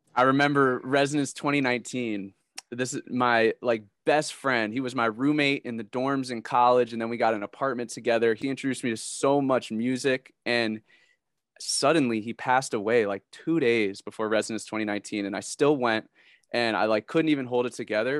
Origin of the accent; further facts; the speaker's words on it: Connecticut, United States; moved away as an adult; now in Columbus, United States; I'm from Connecticut